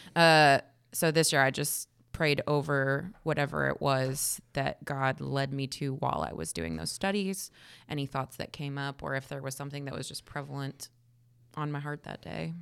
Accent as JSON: {"language": "English", "region": "Kansas", "country": "United States", "moved": "yes", "lives_now": "Texas, United States", "said": "I'm from Kansas"}